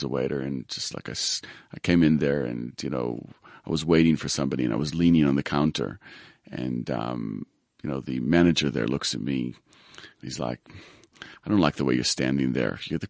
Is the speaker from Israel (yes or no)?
yes; Israel; moved away as an adult; also born or lived in United States; I was born in the States. Mm-hmm. I grew up in Israel, actually. And at the age of 20, I got to South Africa where I went to varsity.